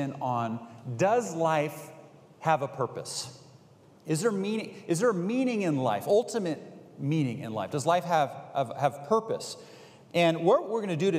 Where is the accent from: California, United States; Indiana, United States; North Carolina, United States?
California, United States; Bay Area; I grew up in the Bay Area.